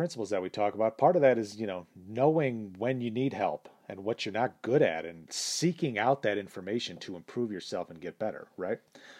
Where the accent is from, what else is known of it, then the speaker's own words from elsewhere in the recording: Austria; now in United States; It is true that I grew up in Austria without plumbing. It is true that I moved to America alone with just a gym bag.